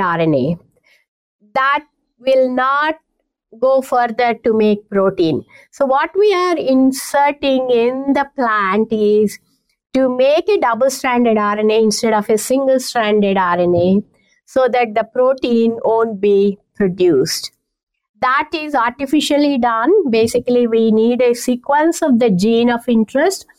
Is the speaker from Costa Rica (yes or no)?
no; India; moved away as an adult; also born or lived in Canada; now in Kansas, United States; I learned Indian classical music back when I was growing up in India